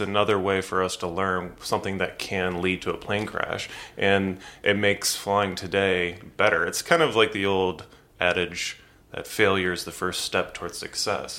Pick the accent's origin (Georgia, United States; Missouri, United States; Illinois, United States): Missouri, United States; St. Louis; I grew up in Saint Louis